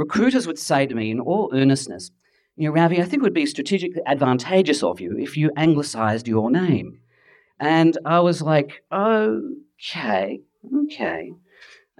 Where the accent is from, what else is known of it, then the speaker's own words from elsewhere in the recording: Adelaide, South Australia, Australia; I'm actually from Adelaide, and I grew up in a time and a place where there were no coloured people